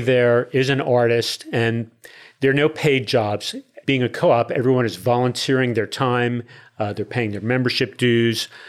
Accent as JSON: {"language": "English", "town": "Newark", "region": "New Jersey", "country": "United States", "tie": "born or raised there", "also_born_or_lived": "Spring/Tomball area, Texas", "moved": "as an adult", "lives_now": "Tomball, United States", "said": "born and raised in Newark, New Jersey"}